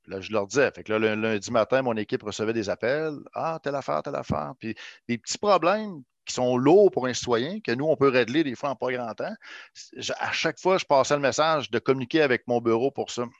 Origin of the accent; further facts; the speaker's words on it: Quebec City, Quebec, Canada; je connaissais le territoire parce que je viens d'ici